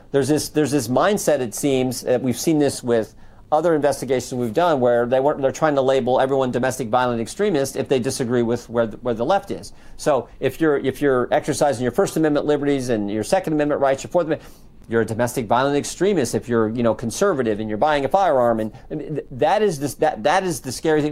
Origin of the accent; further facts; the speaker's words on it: Western Ohio, United States; I'm from Western Ohio